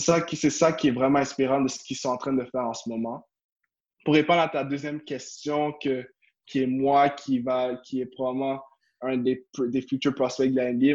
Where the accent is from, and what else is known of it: Quebec, Canada